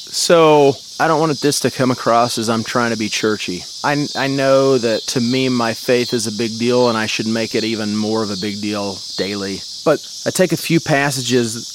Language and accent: English; Jonesboro, Arkansas, United States; up in Northeast Arkansas, about an hour and hour and a half away from Memphis uh, to the northwest, a little town called Jonesboro.